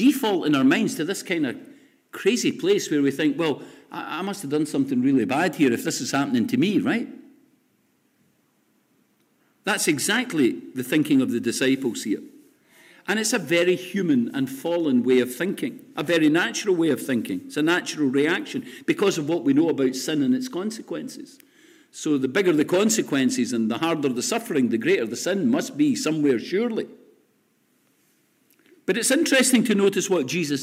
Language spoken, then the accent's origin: English; Lesmahagow, Scotland, United Kingdom; I grew up on Sundays, which was always called the Sabbath in my house in Les Mahago many years ago